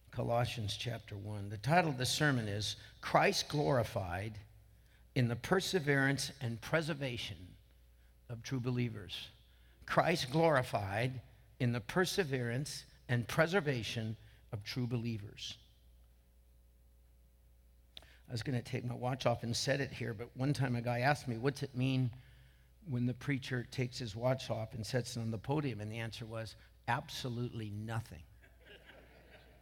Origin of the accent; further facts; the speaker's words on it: Franklin Canyon, near Martinez, California, United States; also born or lived in Vallejo, California; it's my hometown. I grew up right through that underpass on the way to Martinez, right there by the Franklin Canyon Golf Course